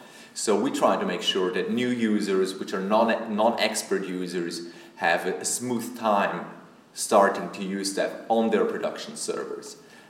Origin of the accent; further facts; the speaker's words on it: Switzerland; from Switzerland.